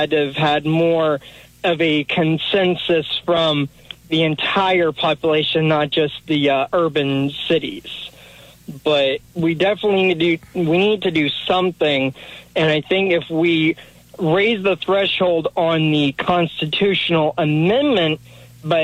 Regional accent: Florida, United States; now in Edgar Springs, United States; I'm from Florida originally

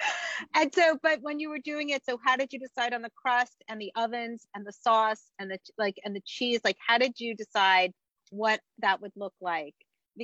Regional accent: New Jersey, United States; I grew up in New Jersey, so I grew up on New York style pizza

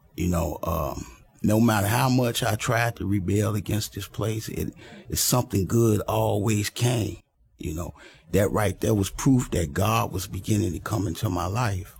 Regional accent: Chicago, Illinois, United States; I was born in Chicago, Illinois, to a single parent mother

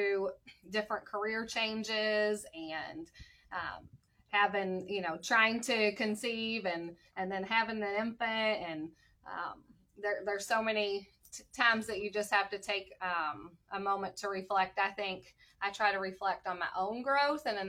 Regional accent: Floyds Knobs, Indiana, United States; also born or lived in New Albany, Indiana; I actually grew up in Floyd's Knobs and then moved to the New Albany area, but always right here in Southern Indiana

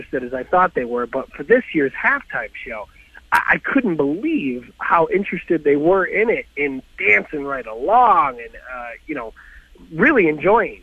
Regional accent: Michigan, United States; moved away; I'm from Michigan

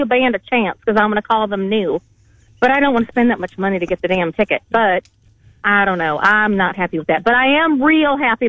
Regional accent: Missouri, United States; accent: twang; now in Waukee, United States; originally I'm from Missouri, but I'm now living in Waukee. Well, I want to call it hell, but I'm living out west of Des Moines. It's nearly not Waukee. It's farther out than that, but it's close enough.

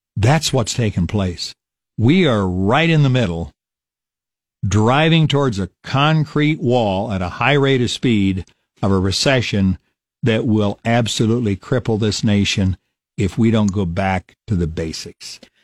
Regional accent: Falls City, Nebraska, United States; my hometown of Fall City, Nebraska

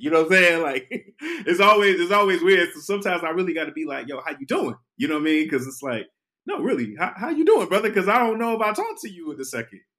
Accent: Detroit, Michigan, United States; I was from Detroit

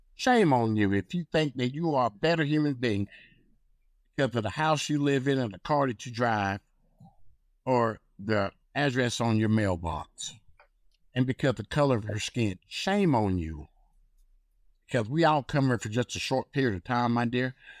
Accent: North Carolina, United States; I come from North Carolina

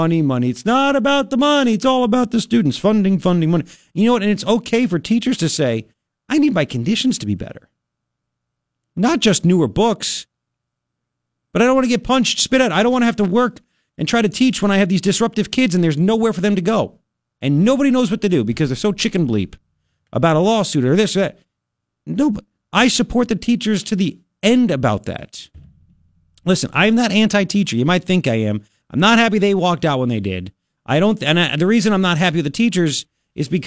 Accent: New York, United States; moved away; I grew up in New York

